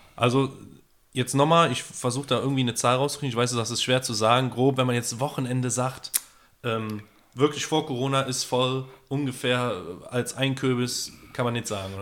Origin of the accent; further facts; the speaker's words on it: Cologne, North Rhine-Westphalia, Germany; als Kölner